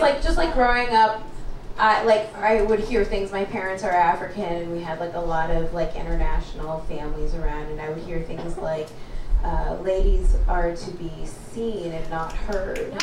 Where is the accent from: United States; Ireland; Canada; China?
Canada; also born or lived in Kenya; I grew up in Canada. That's why I sound white.